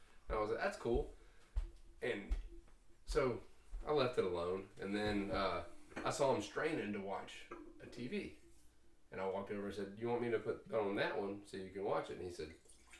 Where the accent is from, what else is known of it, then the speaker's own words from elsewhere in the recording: Rand, United States; now in North Carolina, United States; I grew up in Rand.